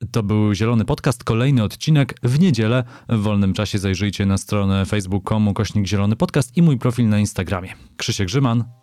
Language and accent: Polish; Silesian Voivodeship, Poland; chociaż jestem z pochodzenia Ślązakiem, to moja siostra od kilkunastu lat mieszka y, w Gdańsku